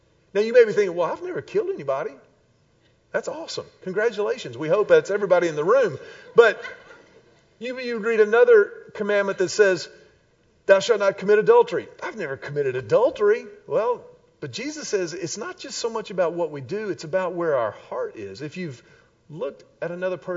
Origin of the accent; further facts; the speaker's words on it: Houston, Texas, United States; also born or lived in Austin; I grew up in Houston and grew up in a Christian home